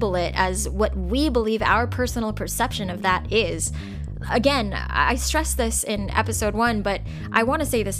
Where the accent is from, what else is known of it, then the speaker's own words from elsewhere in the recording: United States; I'm an Asian American. I was born in America. I'm 100% American